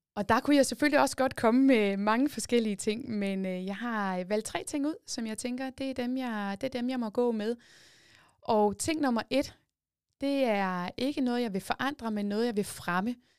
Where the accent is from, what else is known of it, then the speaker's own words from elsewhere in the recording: Jordløse, Zealand, Denmark; Jeg kommer fra Jordløse, en lille bitte by, øh, tæt på Tisø. Det er også i Kalamborg Kommune nu, men dengang der var det i det gamle Hvidebæk Kommune. Der er jeg født og opvokset ude på landet